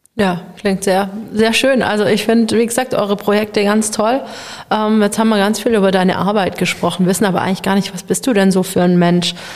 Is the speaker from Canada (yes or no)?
no; Baden-Württemberg, Germany; also born or lived in Nuremberg / Leipzig; ich wollte wieder hier in meine Heimatregion zurück. Ich bin hier aufgewachsen, meine Familie ist hier